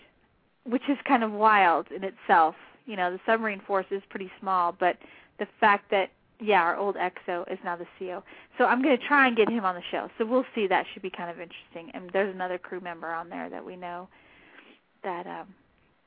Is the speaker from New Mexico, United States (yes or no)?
yes; southern New Mexico, United States; I'm from New Mexico